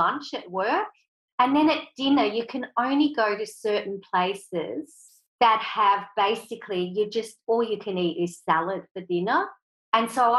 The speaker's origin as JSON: {"language": "English", "country": "Switzerland", "tie": "born or raised there", "moved": "yes", "said": "I was brought up in Switzerland, so my mum and dad are Swiss"}